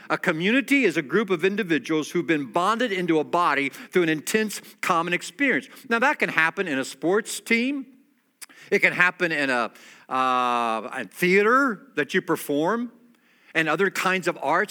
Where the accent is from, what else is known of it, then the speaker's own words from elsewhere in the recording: United States; I'm an American